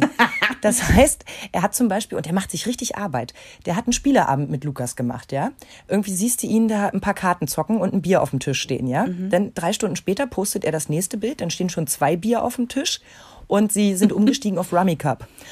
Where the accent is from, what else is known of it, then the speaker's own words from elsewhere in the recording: East Germany, Germany; ich bin ja noch gebürtig aus der DDR.